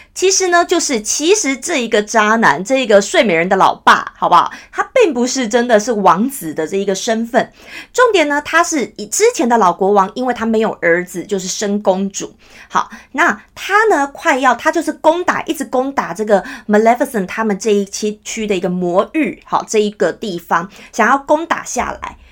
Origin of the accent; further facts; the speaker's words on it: Taiwan; 我们台湾人哦，都太习惯，就算我们大家都会讲中文，我们从小看所有的电视、所有的节目，通通都有中文字幕